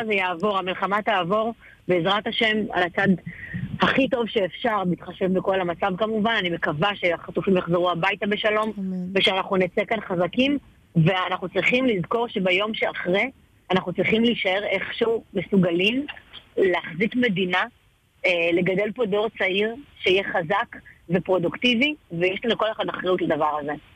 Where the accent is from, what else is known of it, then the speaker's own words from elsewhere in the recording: Ashkelon, Southern District, Israel; אני אשקלונית אה, גאה